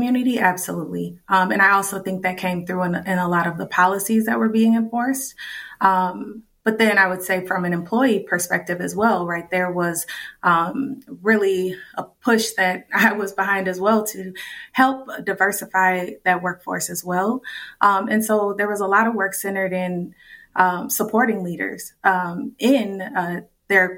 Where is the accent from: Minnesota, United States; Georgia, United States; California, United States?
Minnesota, United States; St. Paul; I was born in St. Paul and raised in the Rondo and Frogtown communities.